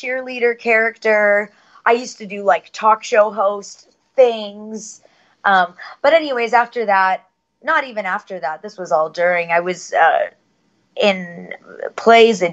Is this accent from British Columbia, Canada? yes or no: yes; Vancouver, British Columbia, Canada; I am born and raised in Vancouver, BC.